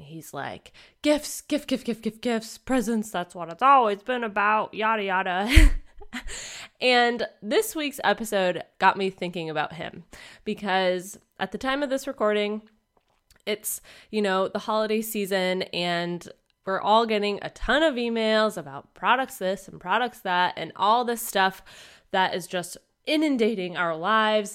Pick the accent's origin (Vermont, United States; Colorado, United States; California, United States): Vermont, United States; moved away; back up in my hometown of Vermont